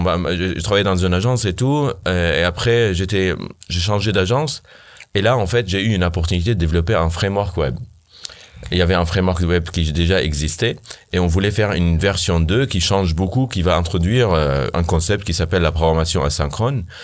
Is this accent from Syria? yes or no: yes; Syria; French is a second language; also born or lived in Armenia; now in Paris, France; je viens de loin, d'ici au moins. Euh, je viens de la Syrie.